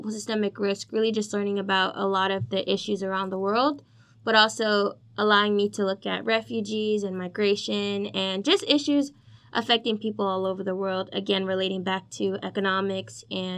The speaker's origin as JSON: {"language": "English", "town": "New York City", "region": "New York", "country": "United States", "tie": "born or raised there", "said": "I'm a New York native, so I'm from the Bronx, New York"}